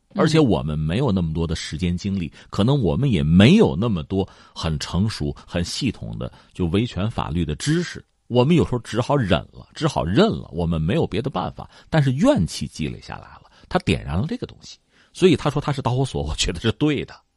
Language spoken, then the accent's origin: Chinese; China; 我作为一个中国人没有去玩过